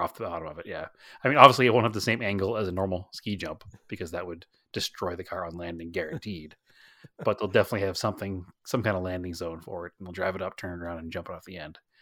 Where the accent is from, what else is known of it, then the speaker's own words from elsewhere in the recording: New England, United States; moved away; we're from New England